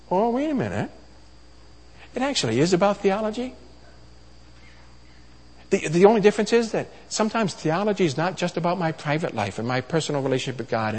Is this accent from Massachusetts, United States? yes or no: yes; Massachusetts, United States; also born or lived in Oklahoma / Washington, D.C. / Philadelphia; I was raised in the Northeast here, you know, Massachusetts